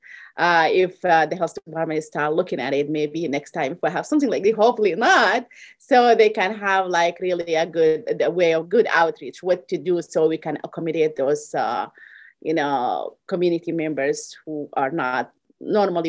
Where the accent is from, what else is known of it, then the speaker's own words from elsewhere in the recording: Sudan; moved away as an adult; now in Iowa, United States; I'm originally from Sudan. I came to this country over 22 years ago.